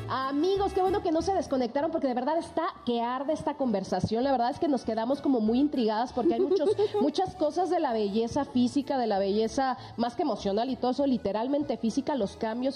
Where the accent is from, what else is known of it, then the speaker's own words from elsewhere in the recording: Tabasco, Mexico; yo que soy de Tabasco, las tabasqueñas somos más caderonas